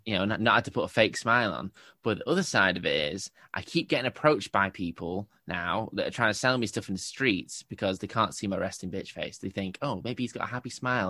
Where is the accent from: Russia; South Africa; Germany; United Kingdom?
United Kingdom; England; I'm English